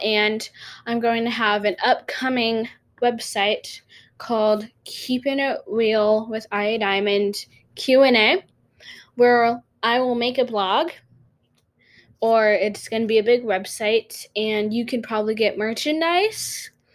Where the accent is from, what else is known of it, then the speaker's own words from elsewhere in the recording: North Carolina, United States; I'm from North Carolina.